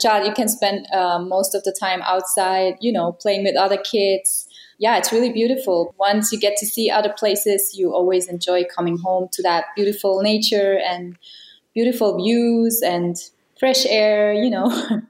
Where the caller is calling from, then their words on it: Kriens, Lucerne, Switzerland; Hello, I'm here in Kriens in Switzerland.